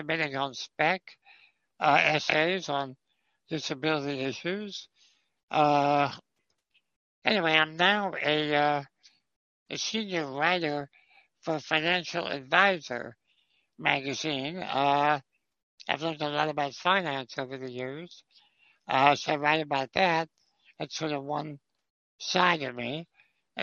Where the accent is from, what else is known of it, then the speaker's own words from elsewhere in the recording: New York, United States; moved away as an adult; now in Los Angeles, United States; I was born and raised in New York